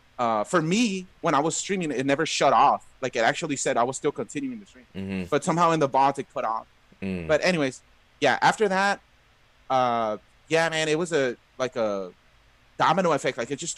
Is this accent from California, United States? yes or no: yes; Los Angeles, California, United States; Yeah, LA. Okay. Yeah, been here my whole life. Oh, okay. Awesome. Born and raised.